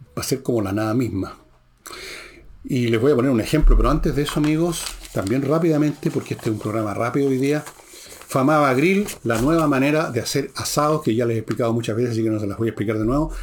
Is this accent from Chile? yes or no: yes; Chile